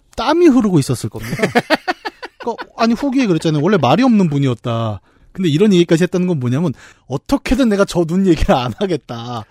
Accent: Bucheon, Gyeonggi Province, South Korea; 저는 부천 북쪽 출신이에요

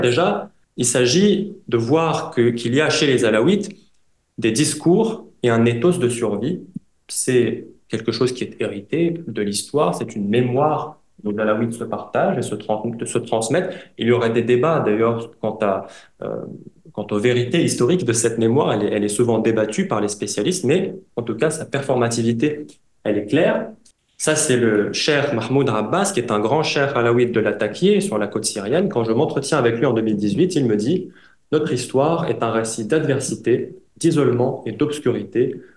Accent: France; also born or lived in Syria; je suis moi-même syrien d'origine, syrien halawite, j'ai grandi en France

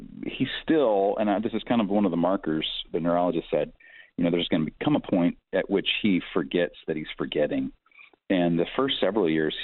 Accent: Malawi; born there; My mom and he were missionaries in Africa, and I was born in Malawi, Africa, while they were missionaries there.

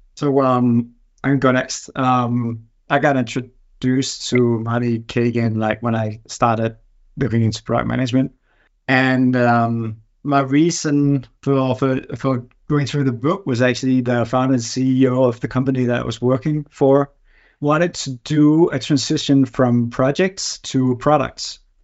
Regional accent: Denmark; also born or lived in Berkeley, California; I'm from Denmark.

